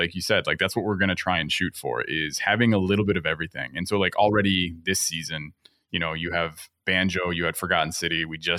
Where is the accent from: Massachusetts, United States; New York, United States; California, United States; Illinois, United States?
Illinois, United States; Elmhurst; born there; because I was born in Elmhurst, Illinois. So a suburb just like, southeast. Southwest, whatever, of Chicago.